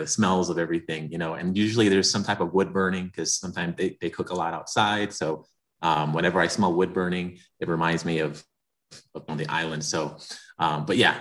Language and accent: English; Pennsylvania, United States; moved away as an adult; also born or lived in Puerto Rico; now in Colorado, United States; even though I grew up in Pennsylvania, like I mentioned, my family's from Puerto Rico